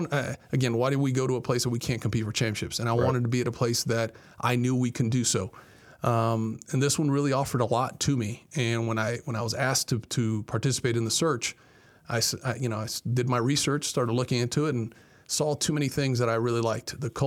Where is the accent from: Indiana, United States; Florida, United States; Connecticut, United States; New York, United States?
Florida, United States; Miami; moved away as an adult; now in Albuquerque, United States; Born and raised in Miami, Florida. Both my parents, of course, Cuban, came over to when I was from Miami. Again, born and raised, played basketball at Miami Senior.